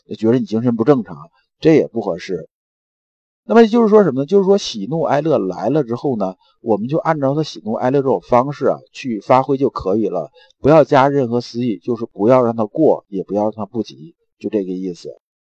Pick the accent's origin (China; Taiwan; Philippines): China; 我们中国人很讲死者为大